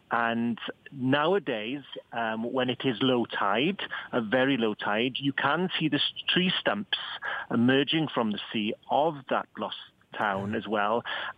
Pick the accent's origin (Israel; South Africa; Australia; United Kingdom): United Kingdom; Wales; first language Welsh; English is a second language; We're quite fortunate in Wales because we have our own language, Welsh, and which is my first language.